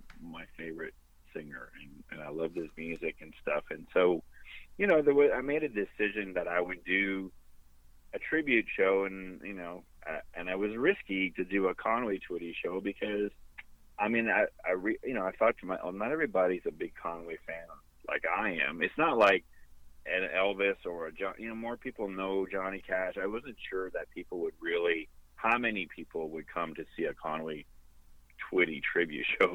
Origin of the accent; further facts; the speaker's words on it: Sudbury, Ontario, Canada; moved away; my hometown, Sudbury and Valley East